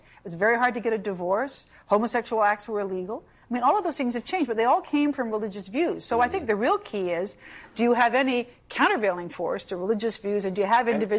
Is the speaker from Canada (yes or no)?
yes; Canada; now in United States; as a Canadian looking at the United States, I look at it and I live here